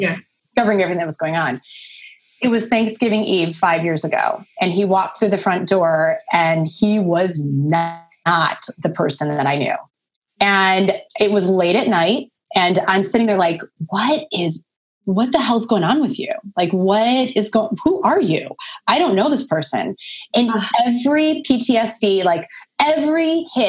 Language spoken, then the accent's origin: English; Midwest, United States; moved away; I'm from the Midwest. Like, you know, I'm from a small town. I come from a very small town in the middle of the country. From a small farming community of like 1,100 people. And so, yeah. And so it's a different life back there